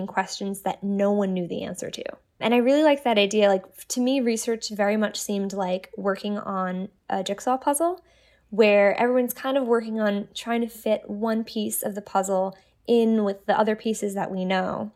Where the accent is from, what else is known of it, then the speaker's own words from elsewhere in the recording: New York City, New York, United States; I grew up in New York City